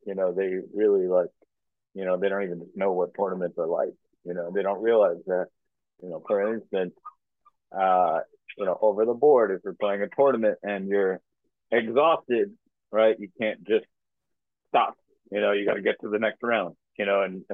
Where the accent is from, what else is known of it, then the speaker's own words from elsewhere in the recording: New Yorker, United States; as a New Yorker